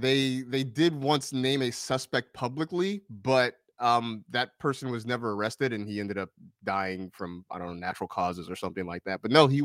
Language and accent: English; Vallejo, California, United States; my hometown of Vallejo, California